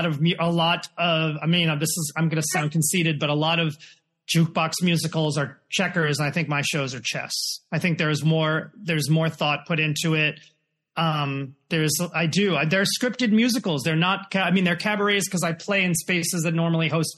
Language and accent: English; New York City, New York, United States; also born or lived in Los Angeles; I grew up in New York City